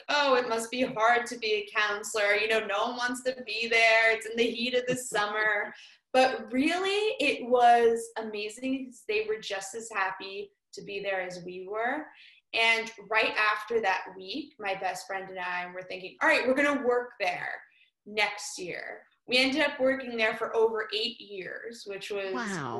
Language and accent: English; West Orange, New Jersey, United States; I'm from West Orange, New Jersey